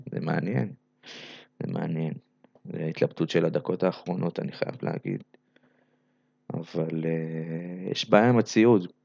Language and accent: Hebrew; Belarus; אז אה, קודם כל אני לא רוסי, אני בלרוסי, בסדר?